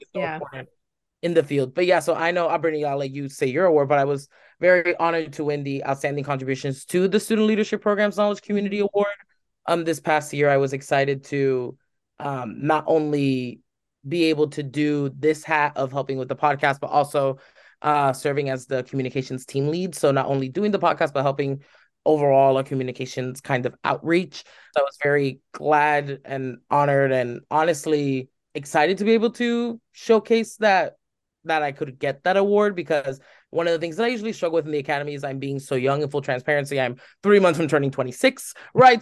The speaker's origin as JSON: {"language": "English", "country": "United States", "said": "I'm Cuban American."}